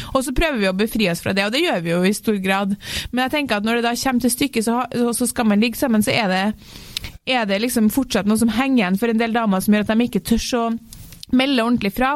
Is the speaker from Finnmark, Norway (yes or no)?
no; Trøndelag, Norway; jeg er trønder